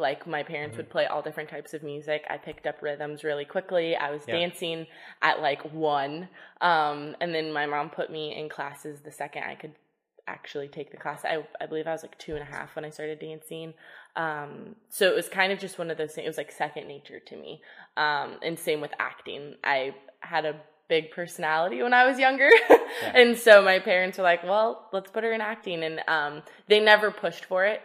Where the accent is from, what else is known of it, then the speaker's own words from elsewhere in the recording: Southern California, United States; I was born and raised in Southern California, so I am truly a California girl